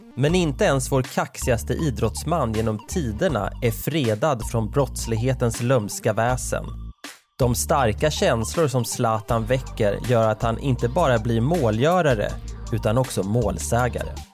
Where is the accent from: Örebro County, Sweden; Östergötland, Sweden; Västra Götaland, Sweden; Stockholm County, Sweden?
Örebro County, Sweden; Nora; Stadsskogsvägen 17B i Nora där jag växte upp